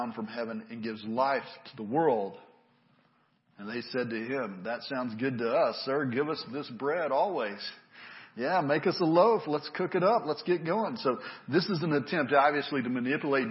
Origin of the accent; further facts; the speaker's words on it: United States; I grew up in America